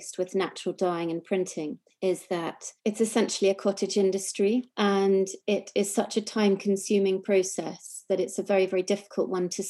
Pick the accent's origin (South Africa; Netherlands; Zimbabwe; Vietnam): South Africa; also born or lived in New York; now in England; I grew up in South Africa